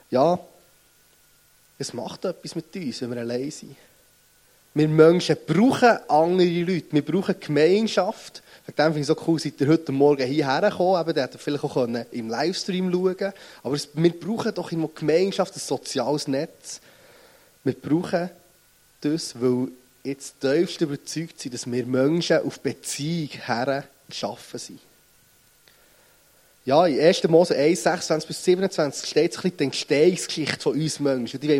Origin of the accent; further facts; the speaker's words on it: Bern, Switzerland; accent: Bernese; Und ihr merkt es meinem Dialekt nach, ich bin nicht gut um den Weg aufgewachsen, sondern ich komme von Bern.